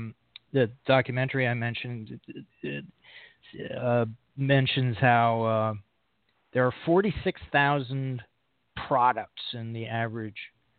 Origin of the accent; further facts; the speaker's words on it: Connecticut, United States; now in New York, United States; I grew up in Connecticut, in New England